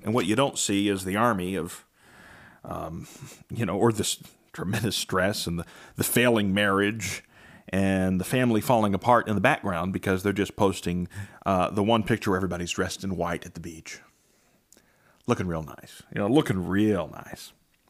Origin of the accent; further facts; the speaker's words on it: Belpre, Ohio, United States; You know, for me, growing up in Belpre, I had a lawn care business, and it instilled many, many values.